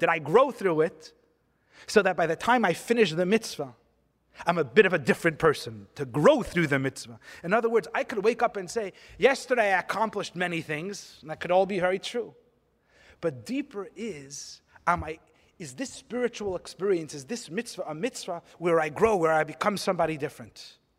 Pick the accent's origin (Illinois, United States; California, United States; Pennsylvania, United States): California, United States; I'm from California